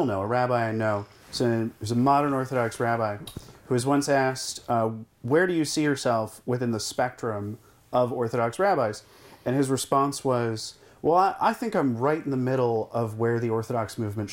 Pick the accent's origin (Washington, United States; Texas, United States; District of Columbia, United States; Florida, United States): Washington, United States; Seattle; also born or lived in New York / upstate New York; I grew up in Seattle, was raised